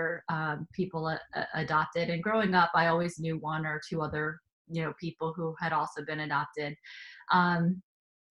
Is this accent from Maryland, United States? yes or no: no; about 45 minutes north of New York City, United States; also born or lived in South Korea; And I grew up about 45 minutes north of New York City